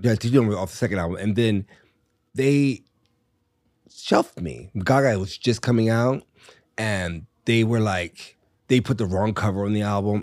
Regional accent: Richmond, Virginia, United States; moved away; also born or lived in Miami / New York; I had a great life growing up in Virginia

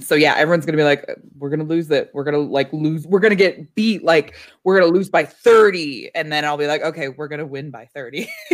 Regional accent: Chicago, Illinois, United States; as a Chicagoan

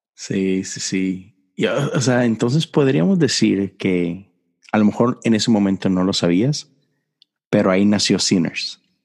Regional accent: Monterrey, Nuevo León, Mexico; moved away; allá en mi tierra

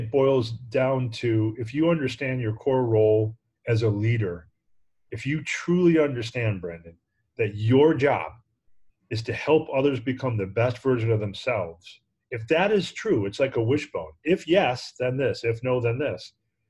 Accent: New York, United States; I'm an upstate New York boy by trade, and went to SUNY Binghamton.

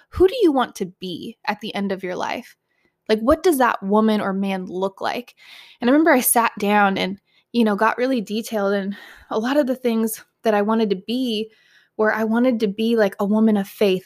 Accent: Southern California, United States; moved away; I was born and raised in Southern California

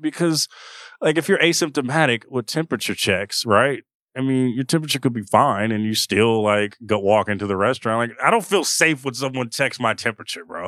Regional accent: Oakland, California, United States; I'm from Oakland, from the Bay

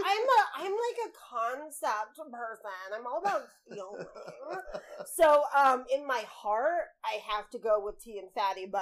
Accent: Oklahoma, United States; I'm from Oklahoma.

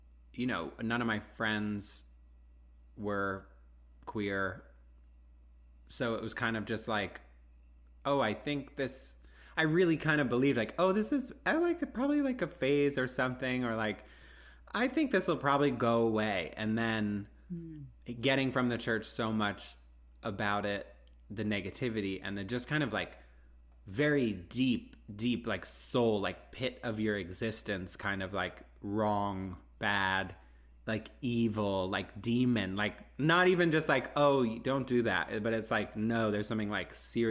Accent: Houston, Texas, United States; moved away as an adult; I grew up in Houston

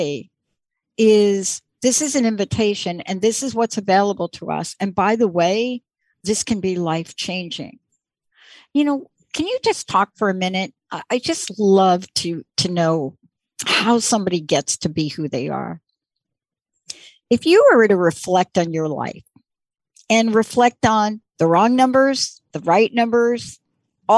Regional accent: New York, United States; I grew up in the East Coast and in New York

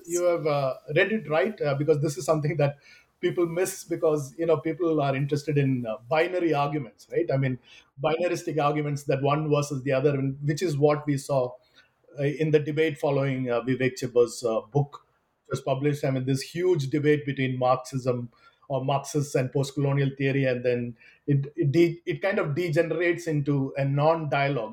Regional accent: Kerala, India; I am originally from Kerala

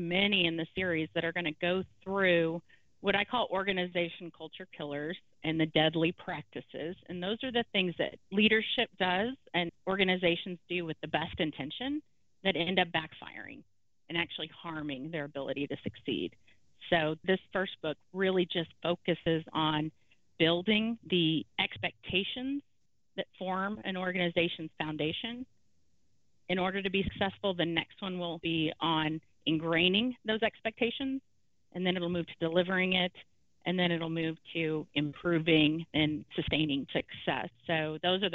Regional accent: Louisiana, United States; now in Houston, United States; we're originally from Louisiana

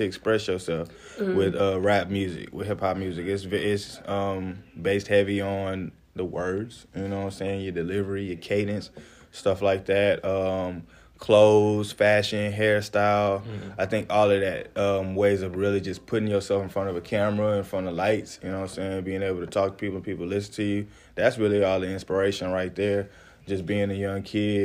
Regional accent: Houston, Texas, United States; moved away as an adult; also born or lived in Lake Charles, Louisiana; now in Los Angeles, United States; I was born in Houston, Texas. My people on my mother's side, they are from Louisiana, and that's basically the family I grew up with. So I was back and forth between Houston and Louisiana

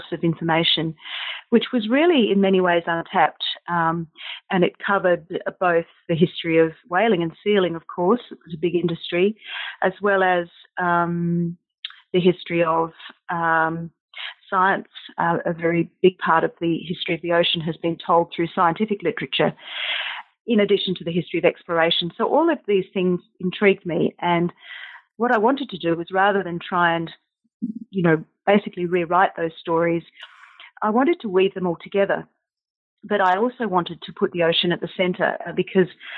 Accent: South Australia, Australia; I was growing up in South Australia

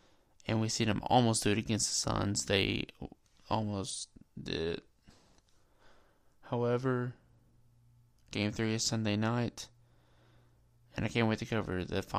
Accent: Kentucky, United States; I'm from Kentucky

